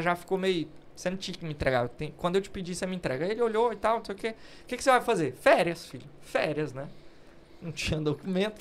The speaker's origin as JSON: {"language": "Portuguese", "town": "Uruaçu", "region": "Goiás", "country": "Brazil", "tie": "born or raised there", "also_born_or_lived": "Goiânia, Brazil", "moved": "as an adult", "lives_now": "London, United Kingdom", "said": "Nasci em Uruaçu, cidade do interior"}